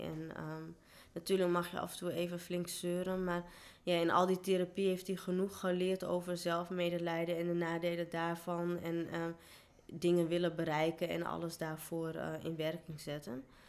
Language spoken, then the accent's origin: Dutch; Netherlands; also born or lived in India; waar kom je vandaan? En dan zei ik Nederland